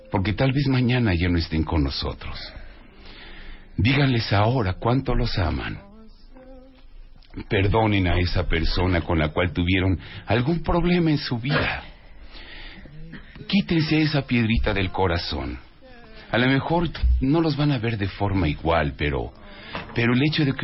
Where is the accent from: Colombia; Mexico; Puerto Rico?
Mexico; Ahí demostramos como mexicanos que sabemos acariciar.